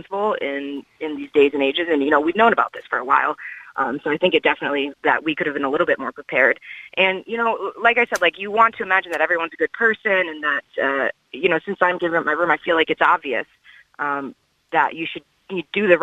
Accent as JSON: {"language": "English", "region": "New York", "country": "United States", "moved": "as an adult", "lives_now": "Cork, Ireland", "said": "I'm from New York"}